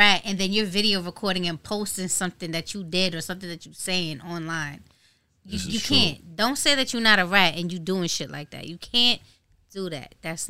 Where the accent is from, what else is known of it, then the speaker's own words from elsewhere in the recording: New York City, New York, United States; Growing up in Brooklyn